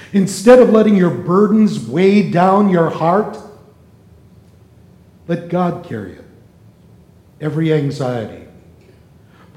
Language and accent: English; Las Vegas, Nevada, United States; I'm from Vegas